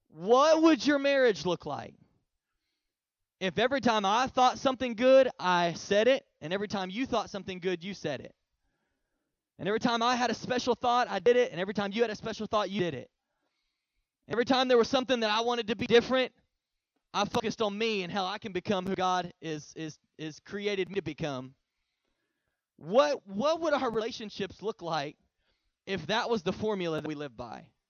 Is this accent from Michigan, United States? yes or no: no; Oklahoma, United States; now in Texas, United States; I'm originally from Oklahoma, so I'm an OU fan.